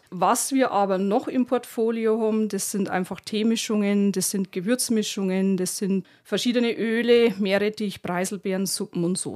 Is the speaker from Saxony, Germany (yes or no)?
yes; Waldeck, Saxony, Germany; ich stamme ja vorne aus Waldeck bei Chemnitz.